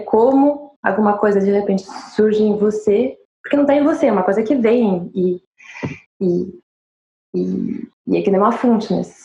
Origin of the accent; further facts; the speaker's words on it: France; accent: French; Com meu sotaque francês e inglês terrível.